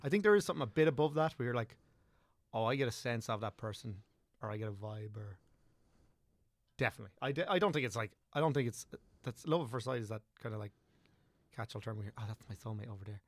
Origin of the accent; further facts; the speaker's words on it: southeast Wicklow, Leinster, Ireland; also born or lived in Dublin / England; southeast Wicklow, so, like, Rotherham was where, where I grew up, and, like, went to school